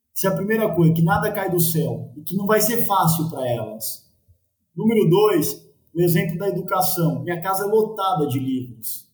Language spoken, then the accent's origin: Portuguese; Guarulhos, São Paulo, Brazil; eu cresci a talvez 30 minutos de onde eu vivo hoje, eu cresci em Guarulhos, parte da minha infância em Guarulhos.